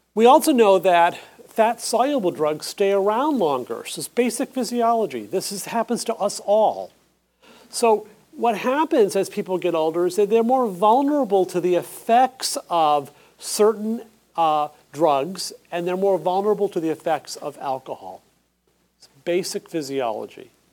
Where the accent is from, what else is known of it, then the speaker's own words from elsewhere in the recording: Saco, Maine, United States; moved away; I'm actually from Maine uh, southern Maine, Saco, and I spent the weekend with my parents there